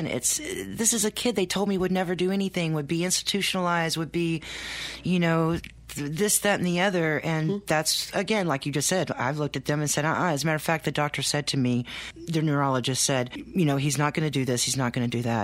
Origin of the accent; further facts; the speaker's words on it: Texas, United States; now in Maine, United States; We're now living in Maine. We're from Texas.